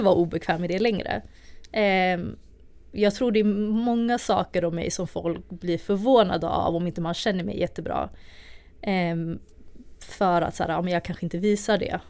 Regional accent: Stockholm, Stockholm County, Sweden; jag är uppvuxen i Tensta i Stockholm

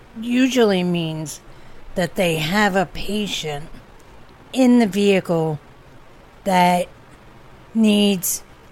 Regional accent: Philadelphia, Pennsylvania, United States; Well, you can tell we're from Philly because of slang like

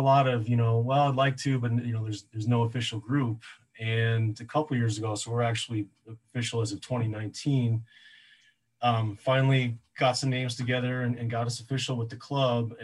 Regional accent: Minnesota, United States; moved away as an adult; also born or lived in Alaska; now in Utah, United States; from Minnesota, so I'm not from Utah originally

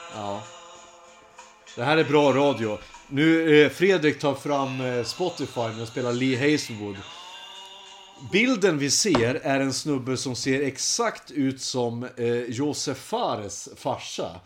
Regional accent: Hudiksvall, Gävleborg County, Sweden; moved away as an adult; also born or lived in Uppsala; i Hälsingland så hade vi inte så mycket att göra förutom att supa och knulla

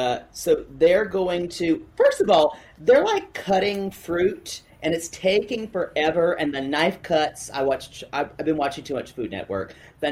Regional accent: the South, United States; I grew up in the South

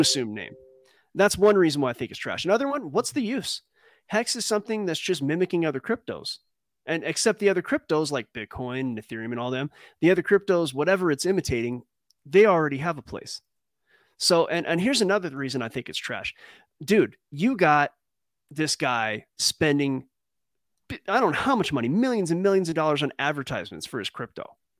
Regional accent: California, United States; we don't say Cali

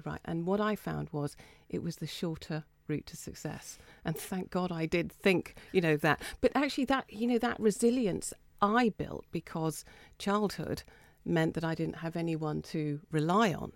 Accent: Folkestone, South East England, United Kingdom; I grew up in Folkestone above my Chinese father's Chinese restaurant

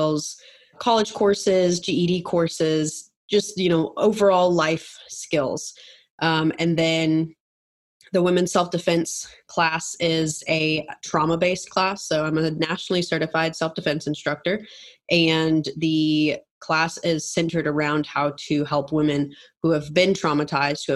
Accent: Minneapolis, Minnesota, United States; moved away as an adult; now in Atlanta, United States; I grew up in Minnesota. I live now in Atlanta, but always grew up in, you know, was there for 18 years.

